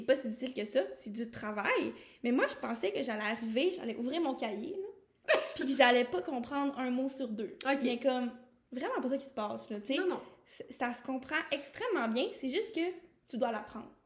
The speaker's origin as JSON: {"language": "French", "region": "Quebec", "country": "Canada", "tie": "born or raised there", "moved": "as an adult", "lives_now": "Quebec City, Canada", "said": "on vient du Saguenay-Saint-Jean."}